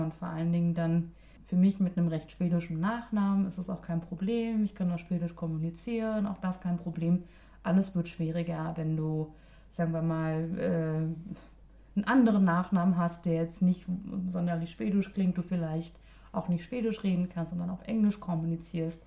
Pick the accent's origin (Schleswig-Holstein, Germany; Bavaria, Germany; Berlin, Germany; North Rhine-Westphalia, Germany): Berlin, Germany; moved away as an adult; now in Sweden; Ich komme aus Berlin